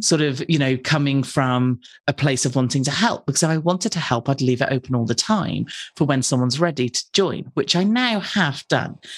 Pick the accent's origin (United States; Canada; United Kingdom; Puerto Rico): United Kingdom; I'm British